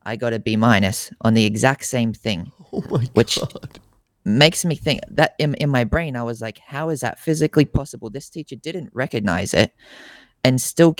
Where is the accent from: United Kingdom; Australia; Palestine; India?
Australia; I'm based over here in Australia, born and raised in Australia